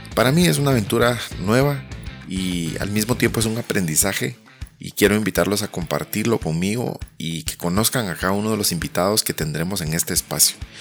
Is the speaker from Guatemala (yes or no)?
yes; Guatemala; soy guatemalteco, profesional de marketing